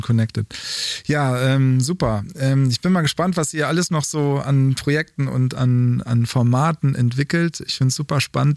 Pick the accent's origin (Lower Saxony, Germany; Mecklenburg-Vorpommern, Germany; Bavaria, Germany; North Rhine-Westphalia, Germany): North Rhine-Westphalia, Germany; dass wir aus derselben Region kommen